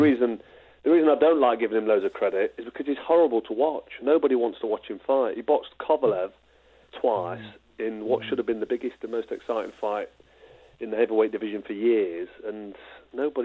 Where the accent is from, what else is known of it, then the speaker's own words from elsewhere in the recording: Nottingham, East Midlands, United Kingdom; my hometown in Nottingham